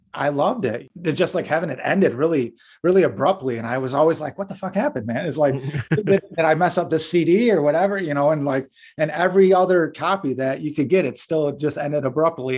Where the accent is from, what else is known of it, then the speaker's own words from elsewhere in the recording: Livingston County, Michigan, United States; we're from Livingston County